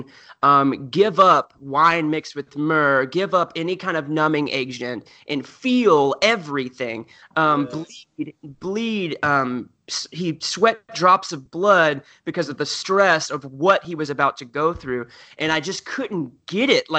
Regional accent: the South, United States; I grew up in the South

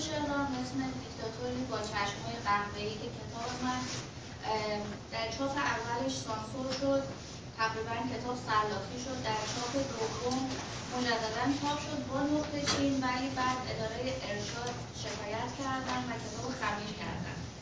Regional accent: Iran; moved away as an adult; now in Toronto, Canada; من یه شاعری هستم که توی ایران متولد شدم

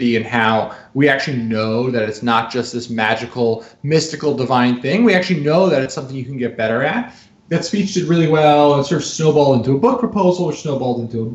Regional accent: New Jersey, United States; I'm a kid from New Jersey

